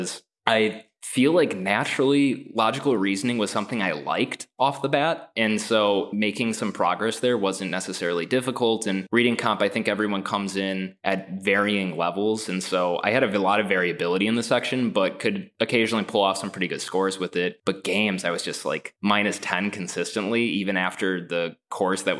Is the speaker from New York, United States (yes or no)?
no; Northeast Wisconsin, United States; I'm originally from Northeast Wisconsin